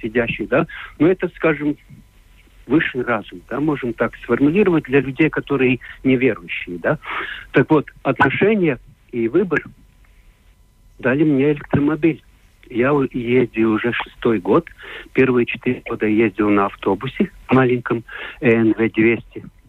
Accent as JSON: {"language": "Russian", "country": "Latvia", "second_language": "Russian", "said": "я не русский человек, я латыш"}